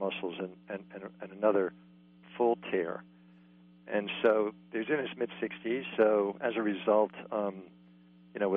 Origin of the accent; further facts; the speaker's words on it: East Coast, United States; I'm from the East Coast